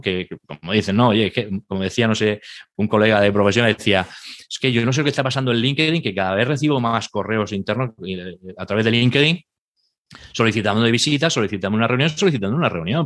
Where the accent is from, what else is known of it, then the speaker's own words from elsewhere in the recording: Murcia, Region of Murcia, Spain; yo soy de Murcia